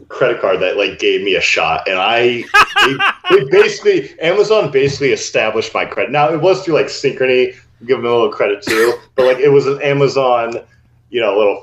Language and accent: English; Seattle, Washington, United States; as a young kid mm-hmm. growing up in Seattle with all the tech companies